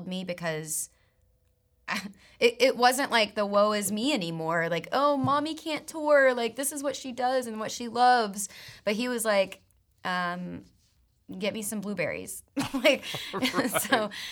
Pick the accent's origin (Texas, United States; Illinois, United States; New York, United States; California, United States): Texas, United States; growing up in Texas